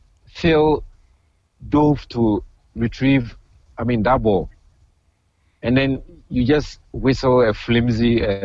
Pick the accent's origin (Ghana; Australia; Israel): Ghana; now in Queens, United States; I'm a Ghanaian, I live in Queensland, right?